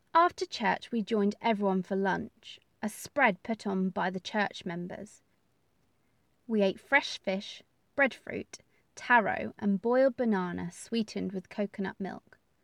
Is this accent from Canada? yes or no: no; England, United Kingdom; We are from England.